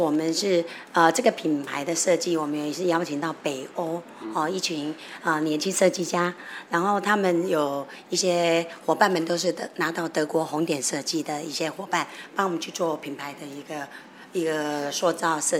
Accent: Taiwan; 我们也做了一些台湾的一些食材放进去哦，然后一些 flavor 很适合我们台湾人

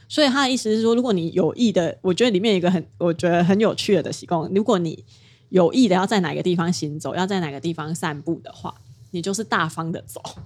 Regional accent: Kaohsiung, Taiwan; moved away as an adult; now in Taipei, Taiwan; 我的故乡是高雄，但是我在台北生活

